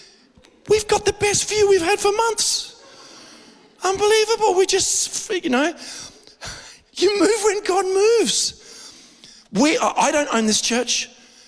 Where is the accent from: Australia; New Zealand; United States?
Australia; Adelaide, South Australia; not just as an Australian, but born and bred in Adelaide